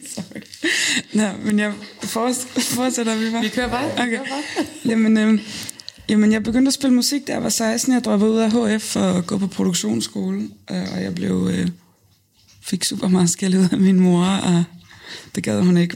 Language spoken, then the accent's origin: Danish; Lolland, Zealand, Denmark; also born or lived in Nykøbing Falster; Så er jeg fra Lolland, fra en lille bitte, bitte flække, der hedder øh, Røde Station